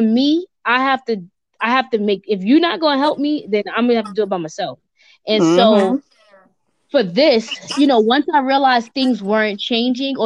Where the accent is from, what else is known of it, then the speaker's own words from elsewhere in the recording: New York City, New York, United States; moved away as an adult; also born or lived in Central Jersey; I'm born and raised in New York